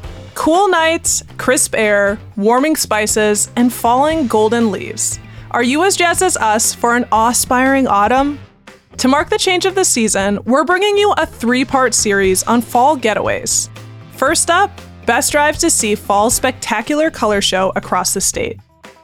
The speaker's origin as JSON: {"language": "English", "town": "Baraboo", "region": "Wisconsin", "country": "United States", "tie": "born or raised there", "lives_now": "Madison, United States", "said": "I grew up in Baraboo"}